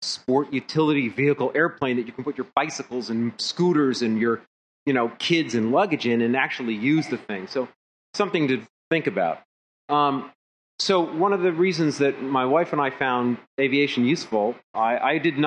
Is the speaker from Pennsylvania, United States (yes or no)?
yes; Philadelphia, Pennsylvania, United States; I'm from Philadelphia